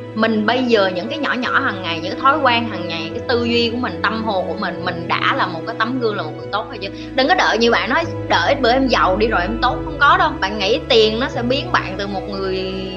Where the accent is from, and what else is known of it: Vietnam